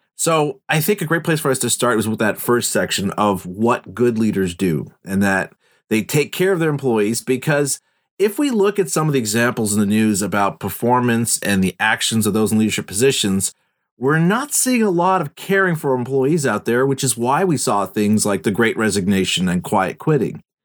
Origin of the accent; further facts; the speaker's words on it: Montreal, Quebec, Canada; we're both from Montreal